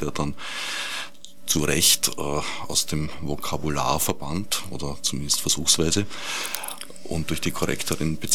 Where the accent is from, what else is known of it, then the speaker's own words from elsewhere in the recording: Vienna, Austria; ich bin am Stadtrand von Wien aufgewachsen